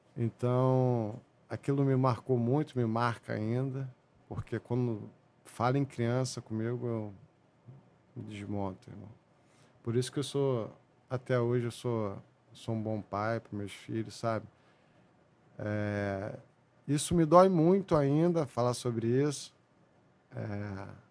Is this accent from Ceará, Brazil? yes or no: no; São João de Meriti, Rio de Janeiro, Brazil; eu fui nascido e criado em São João de Meriti, divisa de São João de Meriti com o Duque de Caxias